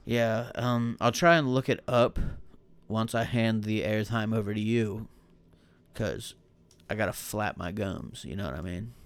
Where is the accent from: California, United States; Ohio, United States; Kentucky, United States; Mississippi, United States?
Ohio, United States; Buckeye Lake; accent: hick; I'm from Buckeye Lake